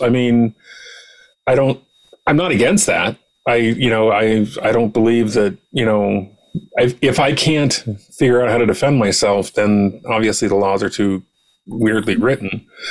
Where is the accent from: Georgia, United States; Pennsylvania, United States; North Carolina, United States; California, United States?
California, United States; San Diego; now in Oregon, United States; I'm from San Diego, who had generally excellent roads